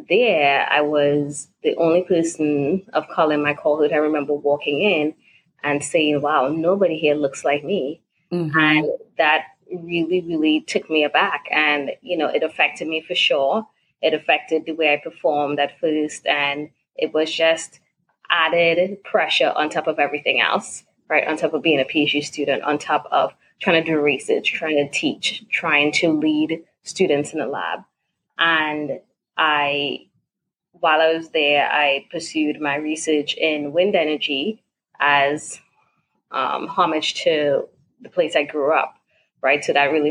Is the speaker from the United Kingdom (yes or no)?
no; Trinidad & Tobago; moved away; also born or lived in California / Virginia; originally from Trinidad and Tobago. I grew up there. That's home for me, Trinigal.